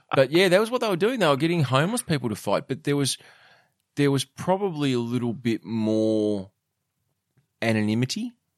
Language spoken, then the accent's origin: English; Australia